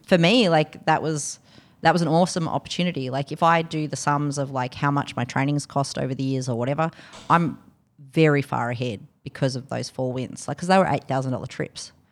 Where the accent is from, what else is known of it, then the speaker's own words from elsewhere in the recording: Canberra, Australian Capital Territory, Australia; also born or lived in London; But I came from Canberra